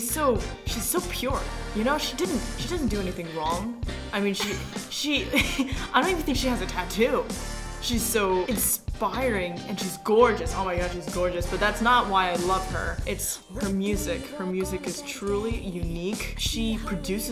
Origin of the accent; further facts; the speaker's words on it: Hockessin, Delaware, United States; I am from Hokeson, Delaware